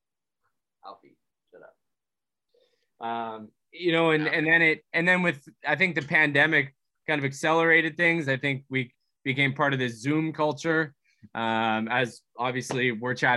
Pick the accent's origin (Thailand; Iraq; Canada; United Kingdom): Canada; Vancouver, British Columbia; we're from Vancouver